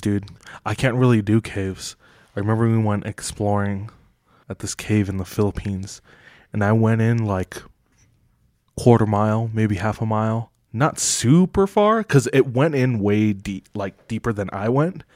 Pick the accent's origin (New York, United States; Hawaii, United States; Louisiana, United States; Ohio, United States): Hawaii, United States; Kailua, Oahu; moved away; The town that I'm from is called Kahului. It's on the east side of Oahu in Hawaii.